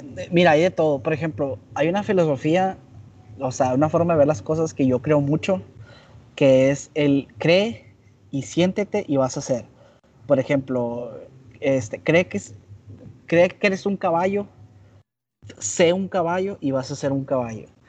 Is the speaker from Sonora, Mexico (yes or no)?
yes; Hermosillo, Sonora, Mexico; Eh, de Hermosillo